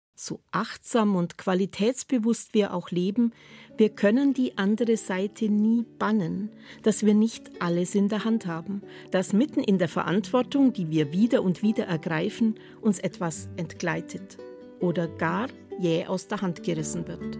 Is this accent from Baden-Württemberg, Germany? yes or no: yes; Swabia, Baden-Württemberg, Germany; In meiner Heimat sagt man gern, mit 40 werden die Schwaben gescheit